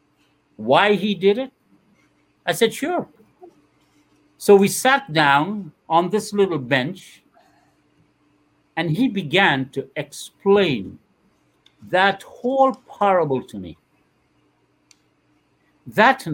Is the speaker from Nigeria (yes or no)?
no; Guyana; moved away; When I was 13 years, Guyana went through one of the worst times in its life